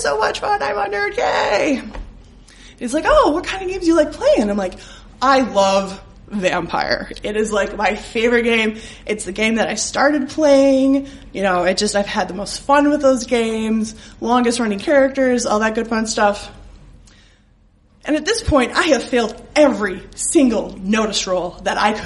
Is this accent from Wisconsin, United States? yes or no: yes; Wisconsin, United States; I'm from Wisconsin